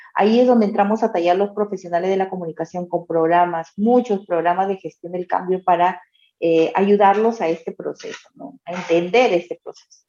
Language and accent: Spanish; Trujillo, La Libertad, Peru; quien te habla vive también en provincias, soy de Trujillo, la capital de la eterna primavera